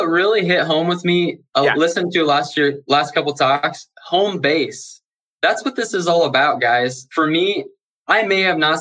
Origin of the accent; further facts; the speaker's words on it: Lincoln, Nebraska, United States; I'm from Lincoln. I'm from small town Nebraska.